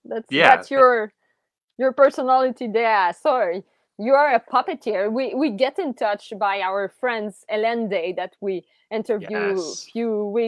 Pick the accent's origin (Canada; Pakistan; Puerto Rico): Canada; Montreal, Quebec; I was from Montreal